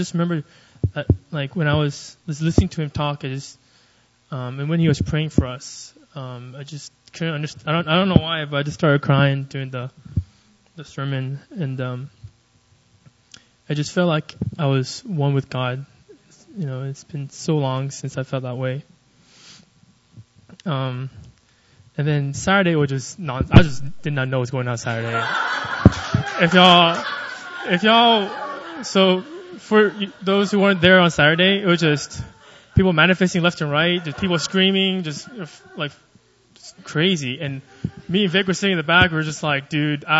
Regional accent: Austin, Texas, United States; moved away as an adult; now in Seoul, South Korea; I'm from Austin, Texas

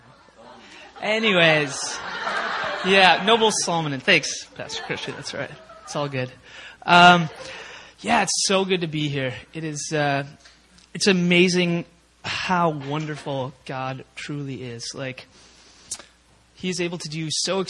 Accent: Minnesota, United States; now in South Korea; I grew up in Minnesota I had three brothers and a sister and wonderful parents

